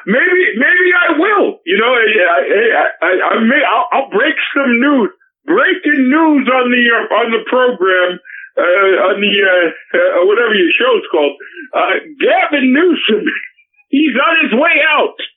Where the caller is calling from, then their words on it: Beverly Hills, California, United States; and, uh, and I'm calling from Beverly Hills, California.